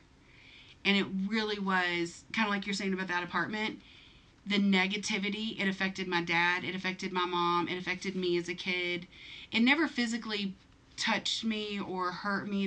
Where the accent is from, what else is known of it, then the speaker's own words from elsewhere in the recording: the South, United States; I'm from the South